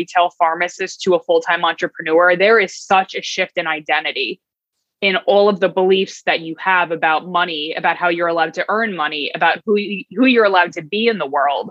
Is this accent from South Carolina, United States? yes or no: no; Long Island, New York, United States; also born or lived in Brooklyn; I grew up in Long Island